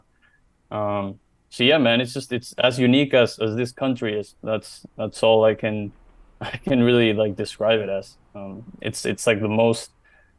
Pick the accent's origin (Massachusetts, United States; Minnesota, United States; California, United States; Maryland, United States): Maryland, United States; we grew up in Maryland